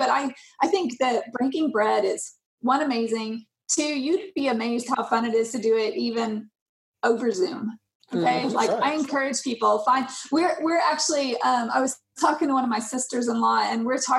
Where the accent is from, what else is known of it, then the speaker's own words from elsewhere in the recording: Germany; born there; also born or lived in Denmark; I mean, I lived in Denmark. I was born in Germany. I have friends and family all over the world.